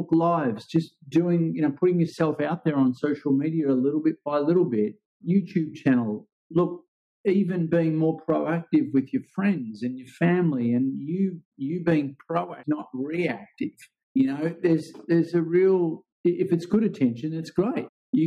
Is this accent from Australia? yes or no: yes; Ocean Grove, Victoria, Australia; I grew up here in Ocean Grove, which is about an hour and a half out of Melbourne